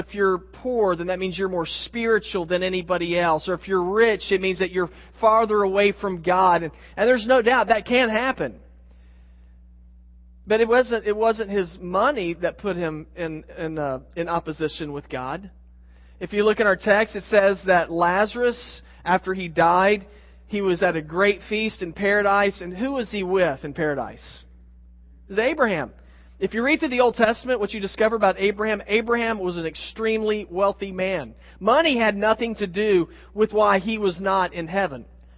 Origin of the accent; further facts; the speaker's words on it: Oklahoma City, Oklahoma, United States; I grew up in Oklahoma City, just a few hours north of there